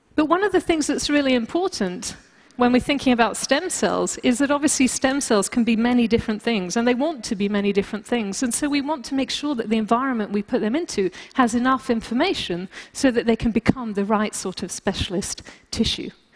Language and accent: English; France; moved away; also born or lived in United Kingdom; being British uh, and, and, also growing up in France, I tend to be very uh, blunt